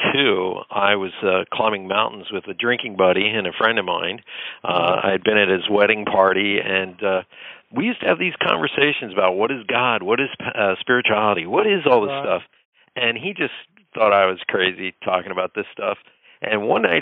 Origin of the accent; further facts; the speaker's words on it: Pennsylvania, United States; I grew up in Pennsylvania